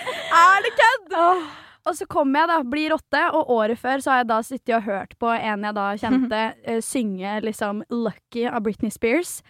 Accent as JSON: {"language": "Norwegian", "town": "Svelvik", "region": "Vestfold", "country": "Norway", "tie": "born or raised there", "said": "I Svelvik, som er der jeg er fra"}